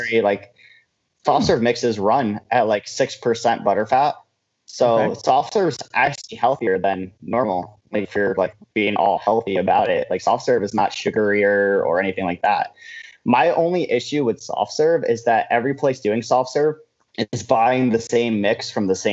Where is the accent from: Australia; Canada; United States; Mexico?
United States; Johnstown, New York; moved away as an adult; now in Albany, United States; I'm from Johnstown, which is in the middle of nowhere.